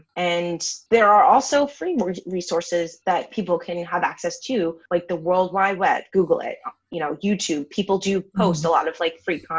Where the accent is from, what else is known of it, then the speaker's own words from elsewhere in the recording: Massachusetts, United States; I'm from Massachusetts, but I don't have a Massachusetts accent, thank God.